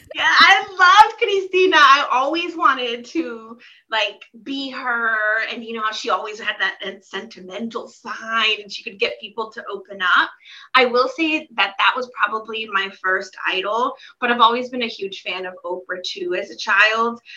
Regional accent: Silver Spring, Maryland, United States; now in Portland, United States; we lived in the DC area, Silver Spring, Maryland, to be exact, is where I grew up

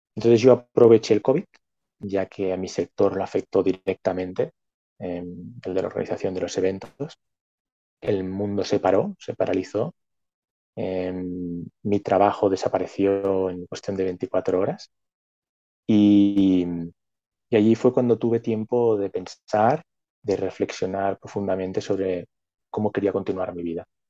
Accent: Barcelona, Catalonia, Spain; nací en Barcelona, en la zona capital, siempre estuve viviendo en la ciudad

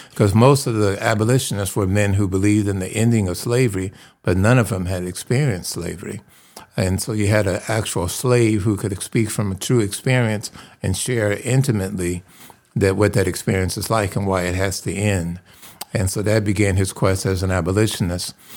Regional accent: Detroit, Michigan, United States; I'm from Detroit, Michigan, and I grew up dreaming about playing music

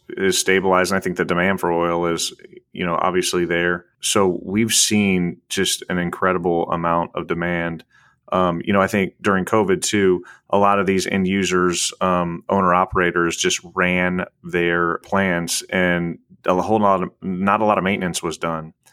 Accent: Illinois, United States; moved away; I'm from Illinois originally. I was born and raised, so I'm a Midwest kid.

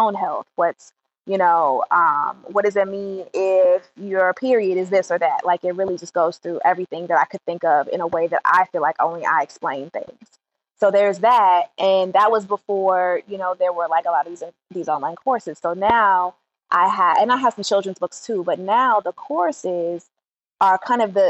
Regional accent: Chicago, Illinois, United States; I'm from Chicago

